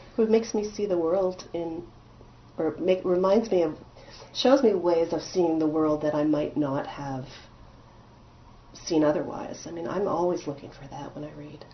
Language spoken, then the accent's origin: English; Montreal, Quebec, Canada; moved away; I grew up in Quebec as an Anglophone. I went to school in Protestant Westmount